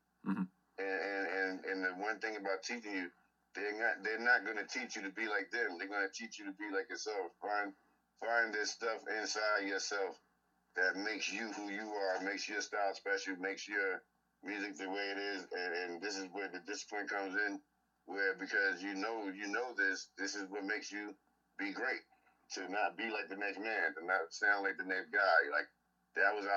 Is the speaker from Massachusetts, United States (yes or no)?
no; East Orange, Newark, Irvington, New Jersey, United States; I grew up in East Orange, New Jersey, Newark, New Jersey, Irvington. So pretty much all over in the immediate Essex County area